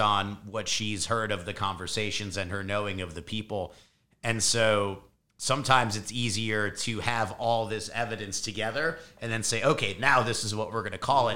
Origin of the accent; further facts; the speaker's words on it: Chicago, Illinois, United States; born and raised in Chicago